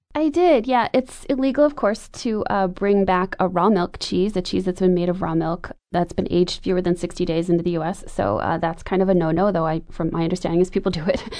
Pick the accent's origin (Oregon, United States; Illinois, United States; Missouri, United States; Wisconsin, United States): Wisconsin, United States; When I was a kid growing up in Wisconsin